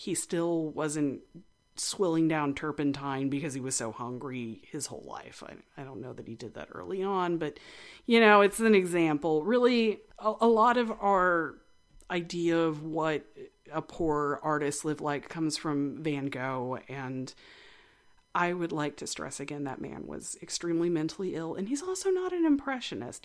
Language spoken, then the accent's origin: English; West Texas, United States; I am originally from West Texas.